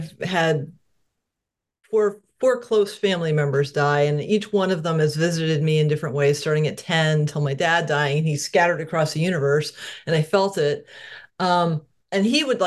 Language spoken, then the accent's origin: English; New England, United States; born or raised there; moved away as an adult; also born or lived in Connecticut / Maine; now in Washington State, United States